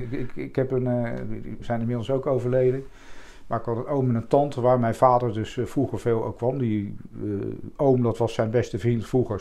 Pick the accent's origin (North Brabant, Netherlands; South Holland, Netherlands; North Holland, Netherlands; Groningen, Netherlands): South Holland, Netherlands; The Hague; also born or lived in Leidschendam; ik ben geboren in het centrum van Den Haag. Toen zijn, toen zijn we verhuisd naar Morgenstond